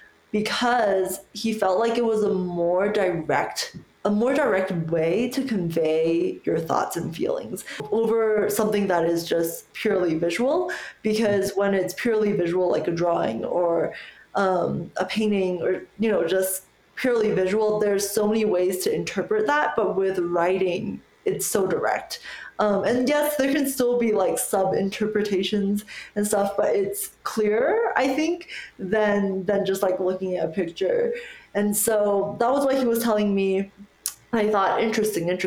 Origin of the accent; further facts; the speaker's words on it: United States; I immigrated to America when I was 7. So I would always say like, oh, it's because English is my second language, even though it's truly like my native tongue